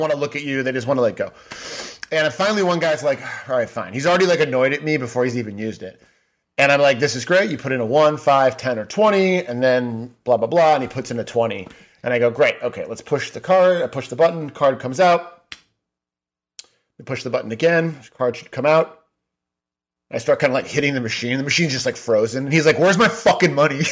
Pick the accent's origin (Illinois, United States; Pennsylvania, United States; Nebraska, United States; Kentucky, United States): Illinois, United States; Chicago; I grew up in Chicago